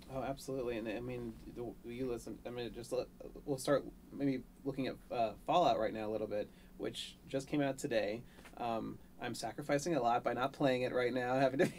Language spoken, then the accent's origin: English; Maryland, United States; now in Los Angeles, United States; I was born in Maryland